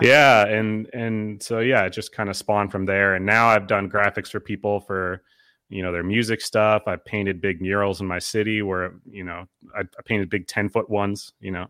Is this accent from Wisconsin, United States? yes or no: yes; Eau Claire, Wisconsin, United States; also born or lived in Duluth, Minnesota / Minneapolis, Minnesota; Eau Claire, Wisconsin's my hometown. I've lived there since I was two